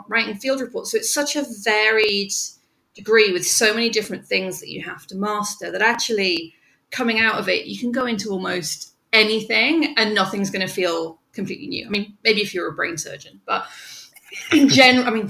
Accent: North East England, United Kingdom; moved away as an adult; now in New York, United States; I am from the northeast of England, right under the Scottish border, really. So I'm a country girl

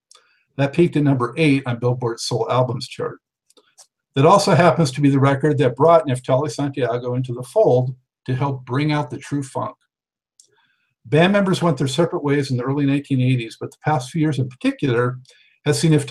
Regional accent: Los Angeles, California, United States; also born or lived in San Fernando Valley / Culver City / Santa Monica; now in Charlotte, United States; I grew up more on the west side in the Culver City, Santa Monica area

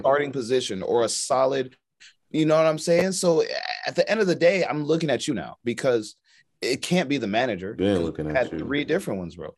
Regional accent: United States; we're American

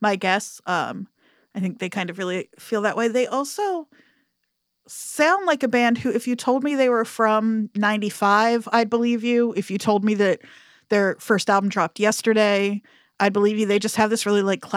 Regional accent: New Jersey, United States; I'm from South Jersey

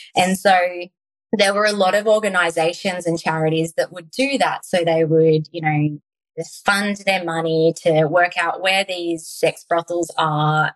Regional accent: Tasmania, Australia; we lived on a beautiful country, Tasmania property.

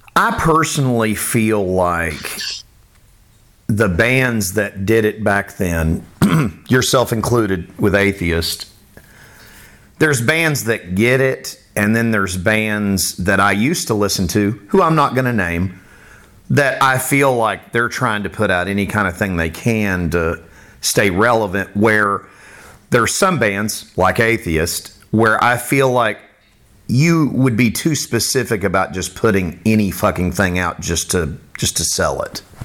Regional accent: Boca Raton, Florida, United States; also born or lived in Miami, Florida; now in Pensacola, United States; I grew up in the Miami area

